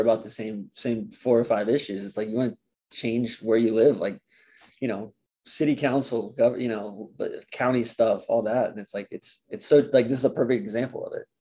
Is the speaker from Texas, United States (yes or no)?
no; Atlanta, Georgia, United States; moved away as an adult; now in Boston, United States; I grew up in Atlanta and that was such a suburban